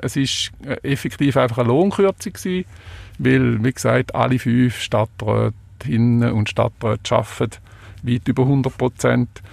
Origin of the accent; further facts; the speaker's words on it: Switzerland; bei uns in der Schweiz